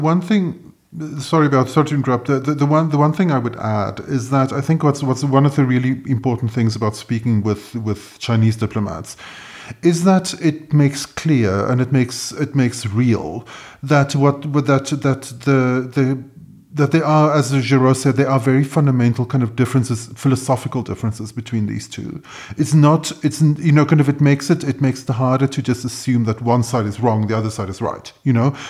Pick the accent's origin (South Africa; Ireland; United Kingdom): South Africa; I'm South African